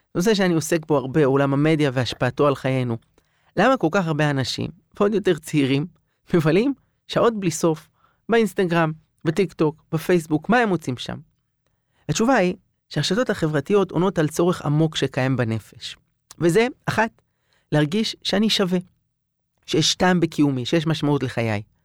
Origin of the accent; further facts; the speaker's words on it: Jerusalem, Jerusalem District, Israel; גדלתי בירושלים